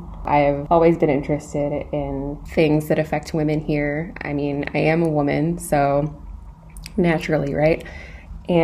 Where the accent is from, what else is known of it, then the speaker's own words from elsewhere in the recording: United States; moved away as an adult; now in Moscow, Russia; I've been living in Moscow for 2.5 years, and I'm American, as you can tell.